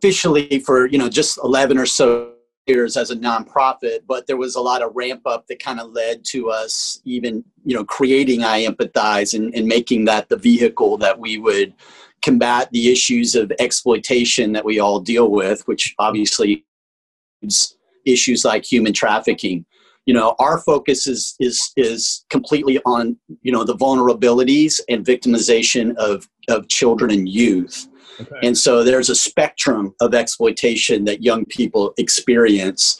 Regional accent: Tulsa, Oklahoma, United States; moved away; also born or lived in Colorado; I'm from Tulsa, Oklahoma, but spent a lot of time in Colorado as well.

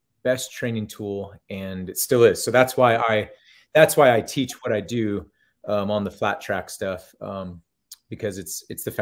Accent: Northern California, United States; also born or lived in Monterey, California; I live up in Cottonwood, Northern California again, but I grew up in NorCal

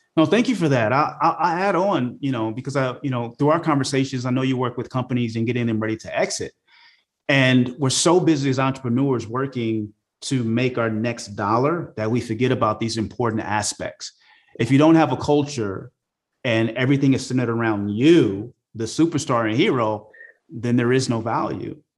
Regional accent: Oakland, California, United States; growing up in Oakland, California during the 80s, it was a rough place

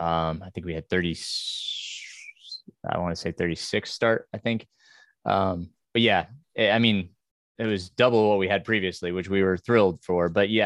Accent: New York, United States; now in US South; I grew up in New York, where, you know, my school was as diverse as it could be, right?

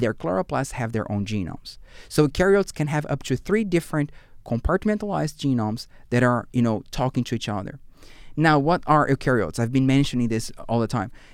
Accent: Brazil; English is a second language; moved away as an adult; also born or lived in Fredericton, Canada / Portugal; now in Canada; I come from Brazil

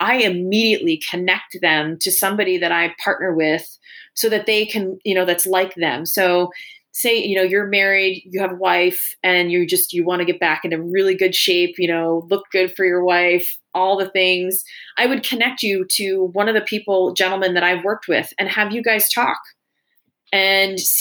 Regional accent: New York, United States; we grew up in New York

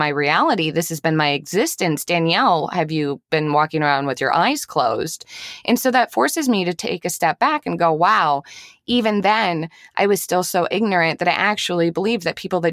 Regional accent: Eden Prairie, Minnesota, United States; I grew up in Eden Prairie, Minnesota

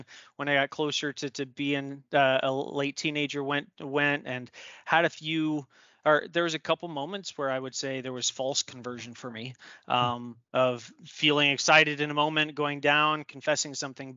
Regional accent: Denver, Colorado, United States; moved away; also born or lived in Maryland / upstate New York; I was born and raised in Denver, Colorado

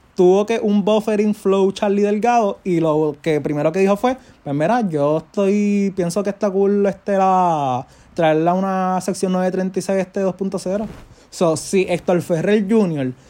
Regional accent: Puerto Rico; yo como puertorriqueño

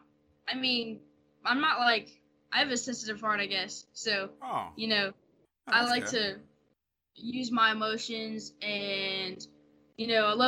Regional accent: New Orleans, Louisiana, United States; accent: Louisiana; I'm from New Orleans

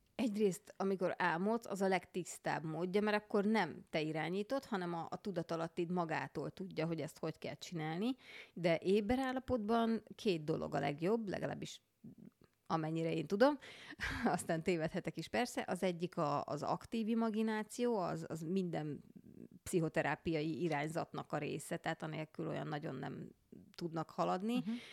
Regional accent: Budapest, Hungary; a Mirtus utcában, ahol felnőttem zuglóban

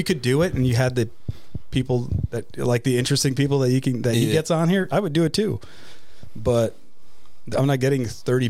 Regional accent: New York, United States; I was born in New York.

